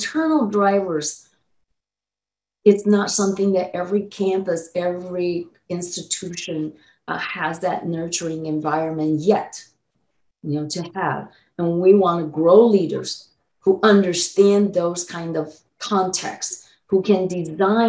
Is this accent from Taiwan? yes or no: yes; Taiwan; now in United States; I was born in Taiwan as a Chinese